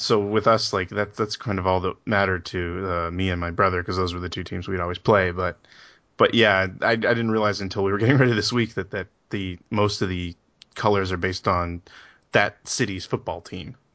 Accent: Canada; growing up in Canada, this is a hockey country

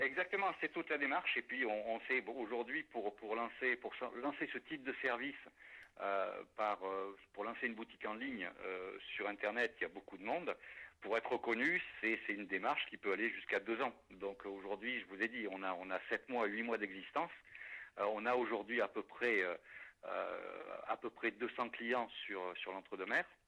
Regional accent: La Sauve-Majeure, Nouvelle-Aquitaine, France; moved away as an adult; also born or lived in Paris; je, suis natif de la Sauve Majeure

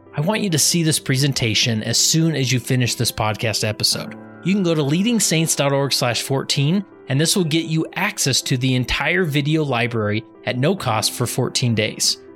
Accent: West Valley City, Utah, United States; also born or lived in Stansbury Park, Utah; I grew up in West Valley City

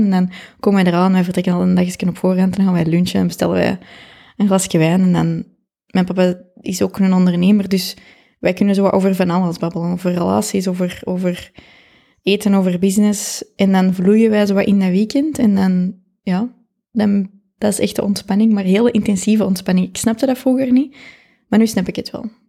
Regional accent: Kapellen, Flanders, Belgium; Ik ben van Capelle.

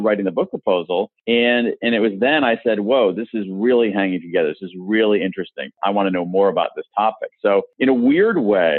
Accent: Columbus, Ohio, United States; now in Washington, D.C., United States; When I was a kid, I grew up in Columbus, Ohio

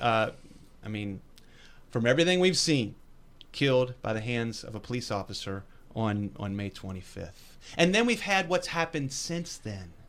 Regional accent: West Virginia, United States; born and raised in West Virginia.

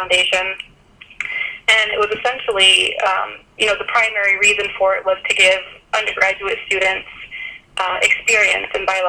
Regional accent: Maine, United States; I mean, growing up in Maine, as a kid, I climbed trees all the time.

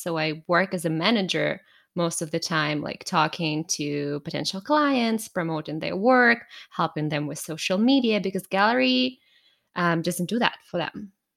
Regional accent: Russia; moved away as an adult; now in Canada; I was born in Russia, raised and born there, but I moved to Canada ten years ago

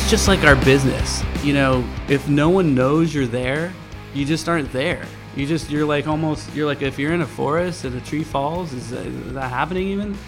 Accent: Ventura, California, United States; moved away as an adult; now in San Francisco, United States; I grew up in Ventura, California

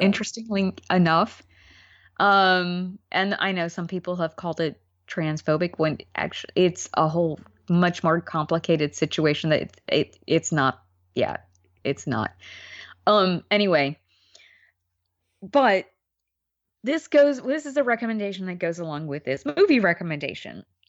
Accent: New York, United States; as a New Yorker

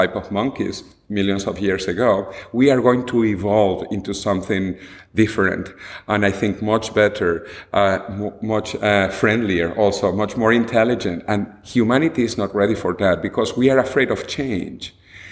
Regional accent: Venezuela; moved away as an adult; also born or lived in United States; now in Madrid, Spain; I was born and I grew up in Venezuela

